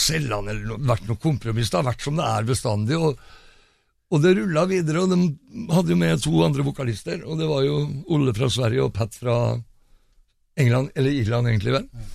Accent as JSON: {"language": "Norwegian", "town": "Fredrikstad", "region": "Østfold", "country": "Norway", "said": "jeg er fra Fredrikstad"}